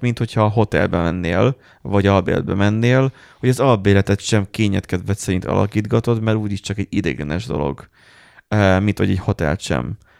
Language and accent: Hungarian; Miskolc, Borsod-Abaúj-Zemplén, Hungary; mi meg Miskolciak vagyunk.